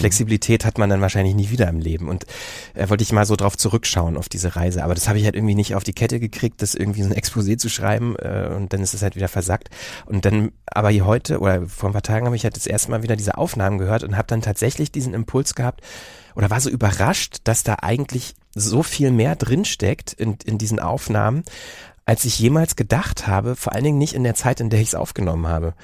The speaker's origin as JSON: {"language": "German", "region": "Berlin", "country": "Germany", "tie": "born or raised there", "also_born_or_lived": "Bielefeld", "accent": "Berlinerisch", "moved": "yes", "said": "in Berlin oder so Umgebung aufgewachsen, dann irgendwie nach Bielefeld und da haben ja alle Hochdeutsch gesprochen"}